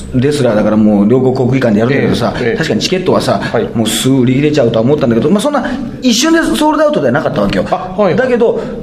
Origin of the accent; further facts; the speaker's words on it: Toyooka, Hyogo, Japan; 私の出身の兵庫県豊岡市